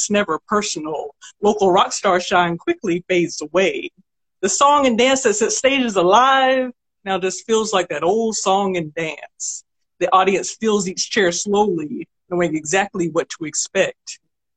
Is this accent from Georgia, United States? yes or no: yes; Augusta, Georgia, United States; also born or lived in Martinez, Georgia / Grovetown, Georgia; now in Atlanta, United States; I was born and raised in Augusta